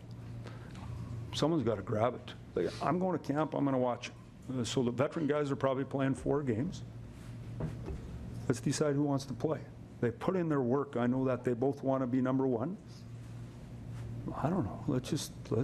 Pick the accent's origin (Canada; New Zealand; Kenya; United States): Canada; Saskatoon, Saskatchewan; also born or lived in Red Deer; now in Toronto, Canada; from Saskatoon